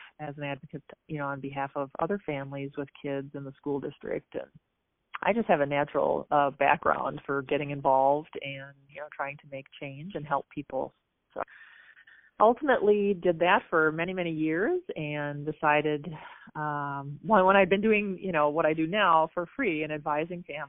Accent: Apple Valley / Burnsville, Minnesota, United States; I grew up just south of Minneapolis in Minnesota, in the suburbs, Apple Valley, Burnsville, that area.

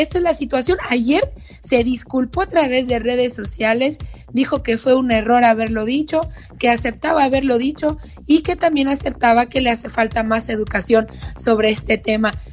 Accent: Hermosillo, Sonora, Mexico; de Hermosillo, en Sonora, justamente de donde yo soy originaria

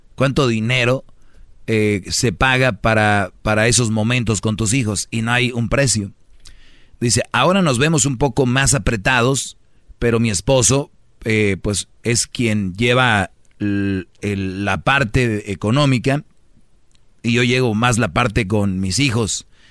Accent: Monterrey, Nuevo León, Mexico; como buen regio lo prendemos nosotros el asador

